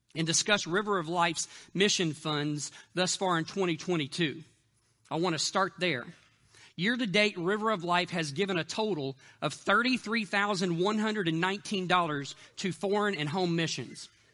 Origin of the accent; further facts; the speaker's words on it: Kentucky, United States; now in Sopchoppy, United States; I'm originally from Kentucky